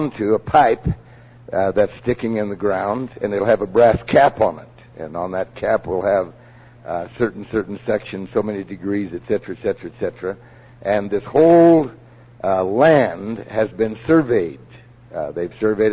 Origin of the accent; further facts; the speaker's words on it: Prescott, Arizona, United States; I was raised in Prescott, and as a boy I wandered all over these hills hunting